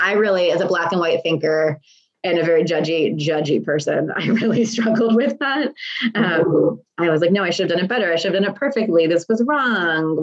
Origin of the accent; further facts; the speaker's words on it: Texas, United States; also born or lived in Lancaster, Pennsylvania / Harrisburg, Pennsylvania; we moved to Texas from Pennsylvania when I was 8